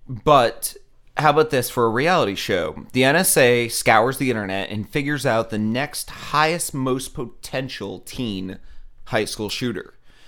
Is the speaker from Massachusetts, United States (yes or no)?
no; Florida, United States; I'm from Florida. I'll take 9.